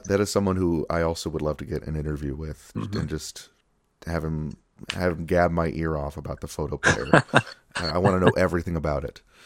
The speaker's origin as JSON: {"language": "English", "town": "Rochester", "region": "New York", "country": "United States", "tie": "born or raised there", "said": "my hometown Kodak"}